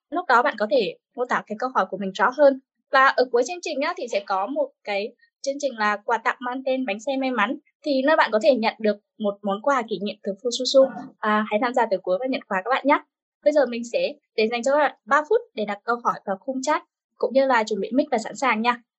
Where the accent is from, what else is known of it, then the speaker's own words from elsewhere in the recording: Đắk Nông, Vietnam; Mình đến từ Đắk Nông.